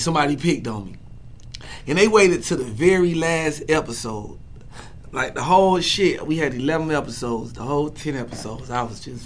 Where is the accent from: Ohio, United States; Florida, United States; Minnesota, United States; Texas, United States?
Florida, United States; Miami; also born or lived in Atlanta; I'm from Miami, born and raised, but I'm from Atlanta too